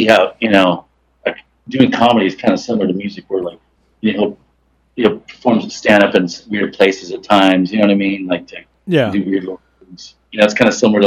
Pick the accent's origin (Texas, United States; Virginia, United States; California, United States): California, United States; Southern; also born or lived in England / Minnesota; So I moved from England to Minnesota when I was 7, and then I lived there for 2 years. And luckily, not to bad complaint on Minnesota, but we were lucky enough to escape. So we moved to Southern California.